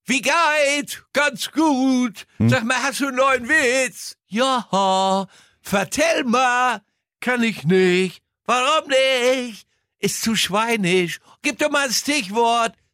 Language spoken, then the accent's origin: German; North Rhine-Westphalia, Germany; now in Munich, Germany; ich komme aus dem Ruhrgebiet